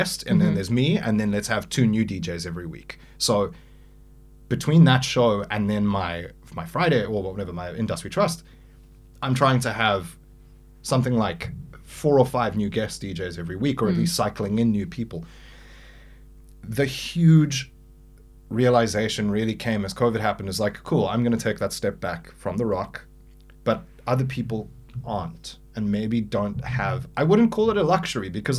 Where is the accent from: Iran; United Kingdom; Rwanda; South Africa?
South Africa; a South African